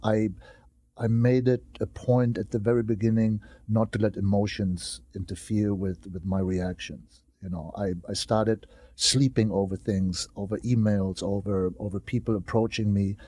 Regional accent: Germany; moved away; my hometown, you know, is always my hometown in Germany

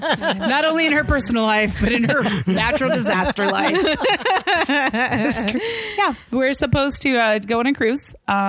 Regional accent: Washington, United States; now in Los Angeles, United States; I'm from Washington.

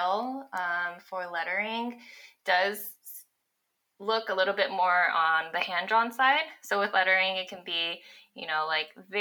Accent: Los Angeles, California, United States; moved away as an adult; also born or lived in Bay Area; I grew up in Los Angeles, went to UCLA, moved up to the Bay Area to start working full time

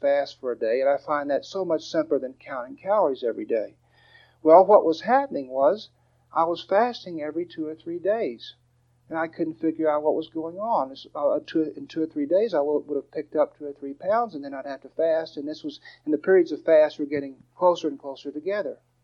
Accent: Dallas, Texas, United States; I'm from Dallas.

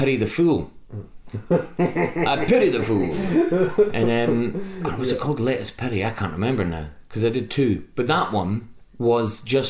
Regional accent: Scotland, United Kingdom; moved away as an adult; now in England; I didn't want to be another Scottish comedian. I just wanted to be a comedian who just happens to be Scottish

